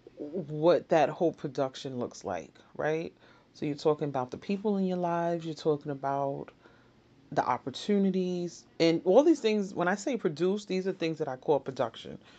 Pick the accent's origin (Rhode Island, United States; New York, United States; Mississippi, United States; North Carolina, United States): New York, United States; New York City; Born and raised in the Bronx